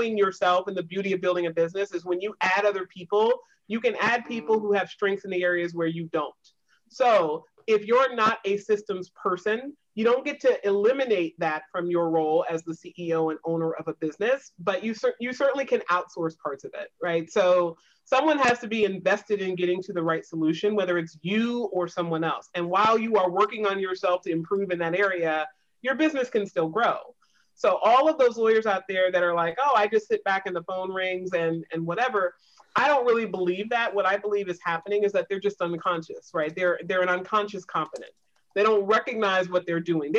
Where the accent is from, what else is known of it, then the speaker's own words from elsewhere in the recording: the South, United States; I grew up in the South in a Navy town.